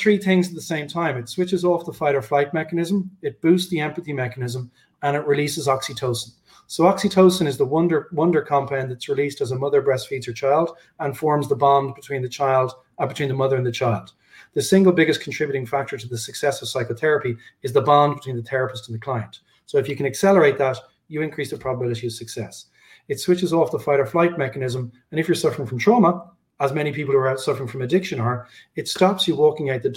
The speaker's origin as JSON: {"language": "English", "town": "Dublin", "region": "Leinster", "country": "Ireland", "tie": "born or raised there", "said": "my hometown, Dublin"}